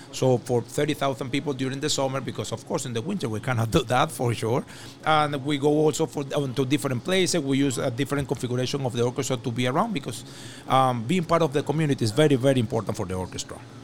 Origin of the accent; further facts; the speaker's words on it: Venezuela; moved away as an adult; now in Montreal, Canada; I come from Venezuela